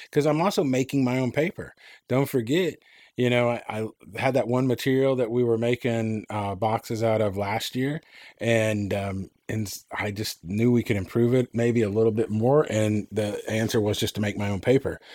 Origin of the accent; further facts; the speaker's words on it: Enid, Oklahoma, United States; I lived at my hometown, shout out, had, uh, Vance Air Force Base